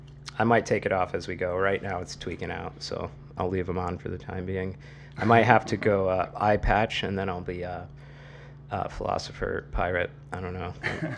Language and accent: English; Massachusetts, United States; I am 39 from Massachusetts